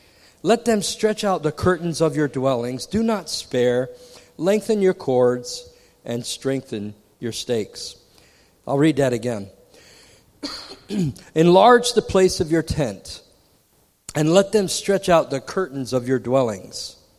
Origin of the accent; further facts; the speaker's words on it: Virginia, United States; And I grew up in Virginia, right next door to Krispy Kreme, the hot ones.